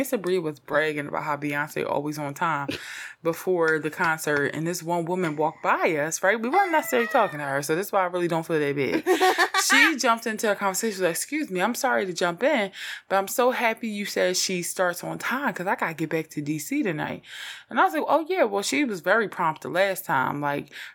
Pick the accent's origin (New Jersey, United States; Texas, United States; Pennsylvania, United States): Pennsylvania, United States; Philadelphia; I'm from Philly.